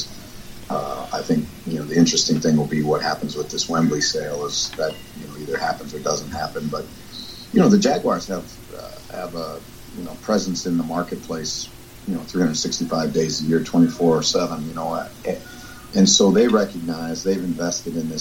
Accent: United States; I grew up in America

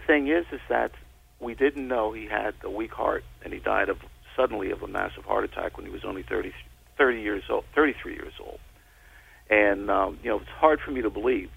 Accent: New York City, New York, United States; I grew up in the Bronx, New York

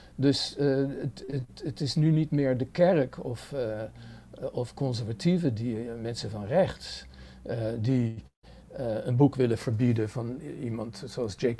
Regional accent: Netherlands; moved away as an adult; now in New York, United States; Ik ben in Nederland helemaal opgegroeid

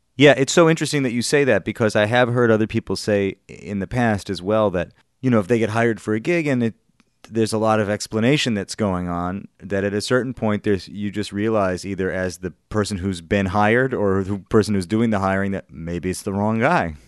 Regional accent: Madison, Wisconsin, United States; moved away; Madison, Wisconsin, where I'm from

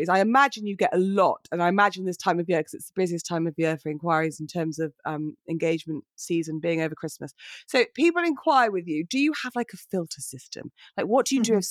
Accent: United Kingdom; it's not in our nature as British people to be like, oh, look at me, look at me, and posy.

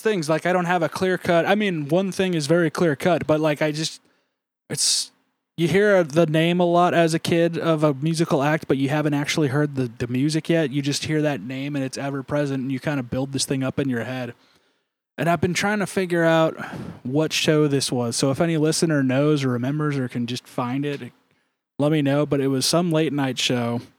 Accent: Ramona, California, United States; I grew up in Ramona, and for people that don't know, Ramona is this kinda weird, it's actually still technically on the western half of, um, San Diego County

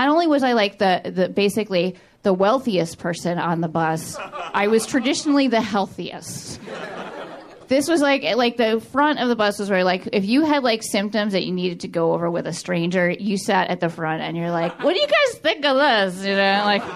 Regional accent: New York City, New York, United States; moved away as an adult; now in Los Angeles, United States; because I am from New York. I grew up in New York City

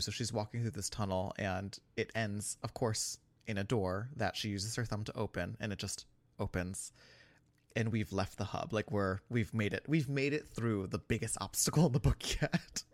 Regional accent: New York, United States; as a New Yorker

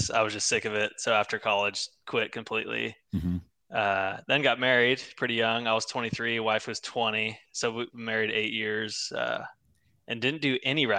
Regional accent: San Antonio, Texas, United States; No. So I actually grew up in San Antonio.

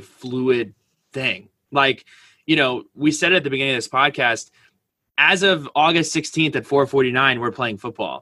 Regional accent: Westwood, New Jersey, United States; I come from Westwood, New Jersey

